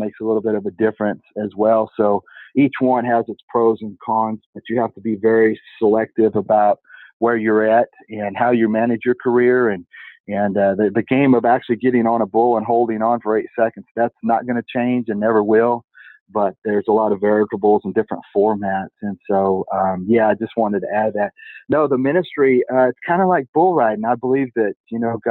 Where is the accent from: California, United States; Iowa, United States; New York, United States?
California, United States; Turlock; also born or lived in Visalia, California; I actually grew up in a sale barn in Turlock, California. I was born in Visalia, California in 1969